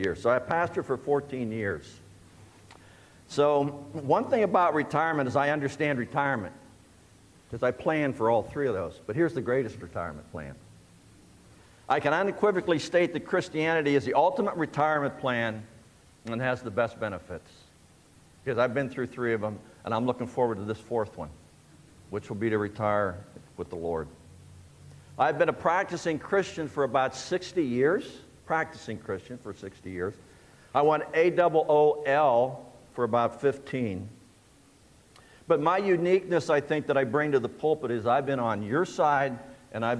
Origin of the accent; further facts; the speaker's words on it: Shenango Valley, Pennsylvania, United States; I was born and raised in the Shenango Valley